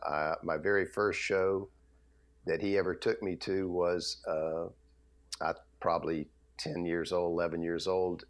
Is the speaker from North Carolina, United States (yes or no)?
no; Atlanta, Georgia, United States; I grew up in Atlanta